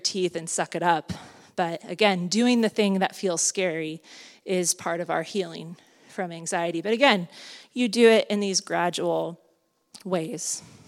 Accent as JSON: {"language": "English", "region": "Southern California", "country": "United States", "moved": "yes", "lives_now": "Santa Cruz, United States", "said": "I'm from Southern California"}